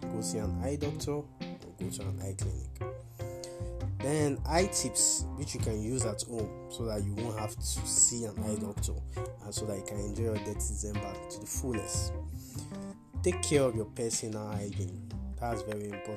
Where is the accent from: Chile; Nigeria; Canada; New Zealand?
Nigeria; I'm a Nigerian optometrist.